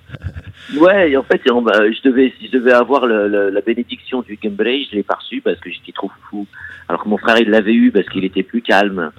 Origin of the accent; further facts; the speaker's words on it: Montreuil, Île-de-France, France; also born or lived in Figuig, Morocco; je suis français, d'origine marocaine. Ouais, je suis franco-marocain. Euh, et euh, du coup, mes origines marocaines euh, sont. Mes origines françaises sont de Montreuil